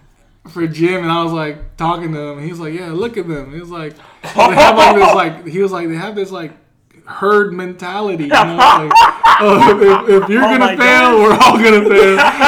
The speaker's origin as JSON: {"language": "English", "town": "Charlotte", "region": "North Carolina", "country": "United States", "said": "I'm from Charlotte, North Carolina."}